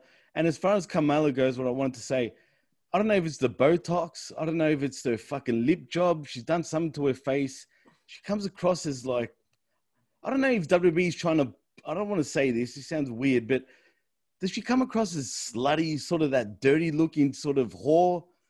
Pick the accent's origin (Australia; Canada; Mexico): Australia; And I'm Australian.